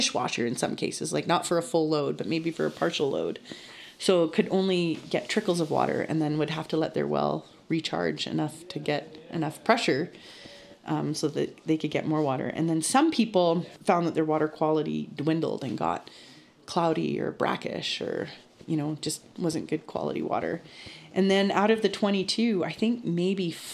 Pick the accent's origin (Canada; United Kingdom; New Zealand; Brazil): Canada; Kispiox Valley, British Columbia; I was born and raised in the Kispeaux Valley